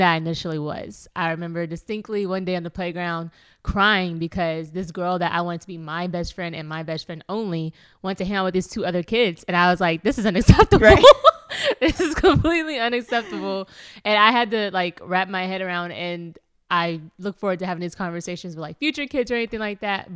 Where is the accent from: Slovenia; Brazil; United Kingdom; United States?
United States; Louisville, Kentucky; I am from Louisville, Kentucky